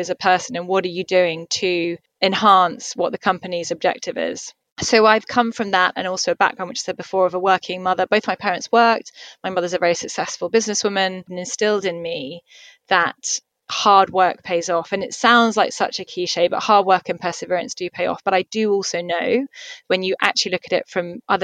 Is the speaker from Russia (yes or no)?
no; Somerset, South West England, United Kingdom; moved away as an adult; also born or lived in London / Dubai; now in Singapore; I'm from the countryside. I'm originally from Somerset, so I'm used to green open fields and space.